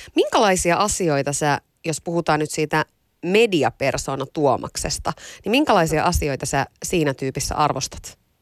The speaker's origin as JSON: {"language": "Finnish", "town": "Iisalmi", "region": "North Savo", "country": "Finland", "said": "oon Iisalmesta kotoisin"}